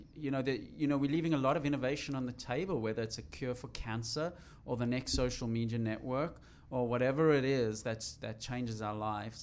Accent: South Africa; I'm from South Africa

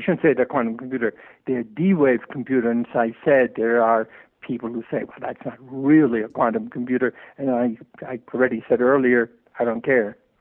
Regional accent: New York, United States; I grew up in New York

